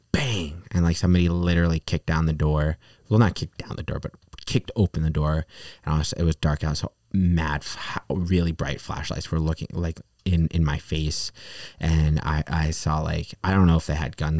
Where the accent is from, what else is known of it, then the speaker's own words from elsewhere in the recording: New York, United States; also born or lived in Peru; I'm from New York, New York, uh, specifically